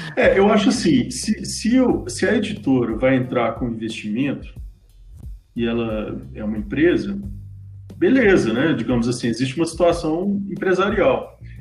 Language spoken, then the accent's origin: Portuguese; Belo Horizonte, Minas Gerais, Brazil; eu sou mineiro de Belo Horizonte